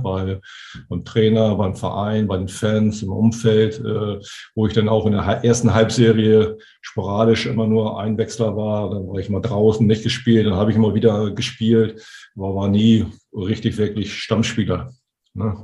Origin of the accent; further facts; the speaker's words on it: Hamburg, Germany; als Hamburger